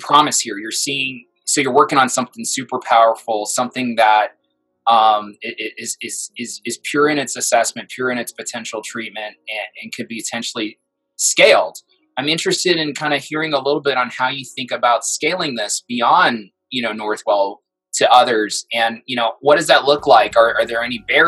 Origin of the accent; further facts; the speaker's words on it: New York City, New York, United States; I grew up in Brooklyn, New York